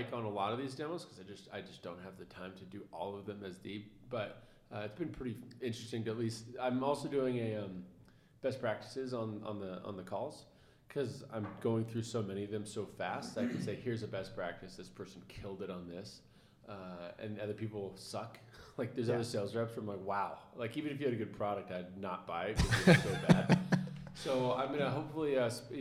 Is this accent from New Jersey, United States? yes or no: no; Seattle, Washington, United States; I'm from Seattle